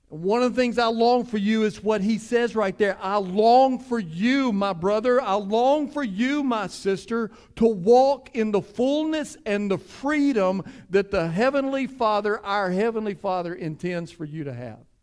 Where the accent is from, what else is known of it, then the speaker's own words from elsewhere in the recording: Cleveland, United States; I grew up in Cleveland.